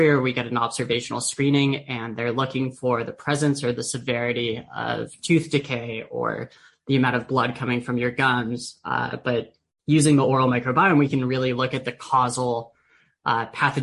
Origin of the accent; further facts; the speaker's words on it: San Diego, California, United States; I grew up in San Diego